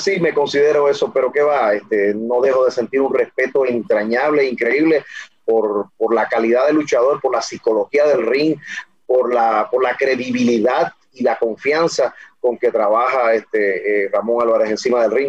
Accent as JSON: {"language": "Spanish", "country": "Dominican Republic", "tie": "born or raised there", "said": "yo soy natural de República Dominicana"}